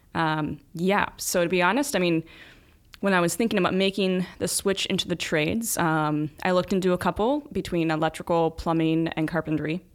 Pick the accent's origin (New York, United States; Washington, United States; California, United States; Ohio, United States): Ohio, United States; Newark; I'm from Newark